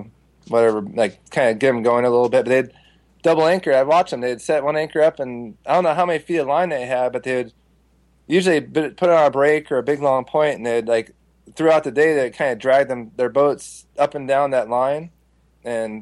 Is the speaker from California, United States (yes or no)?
yes; Southern California, United States; growing up in Southern California, fishing Lake Casitas all the time